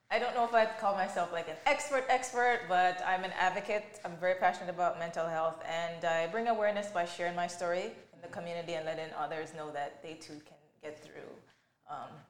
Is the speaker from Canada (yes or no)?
yes; Canada; also born or lived in Jamaica; I migrated to Canada, uh, I guess 1990. Uh, my parents brought me and my brother here.